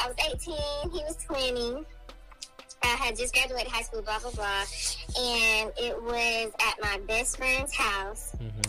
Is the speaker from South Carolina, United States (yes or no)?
yes; Myrtle Beach, South Carolina, United States; I'm from South Carolina, Myrtle Beach.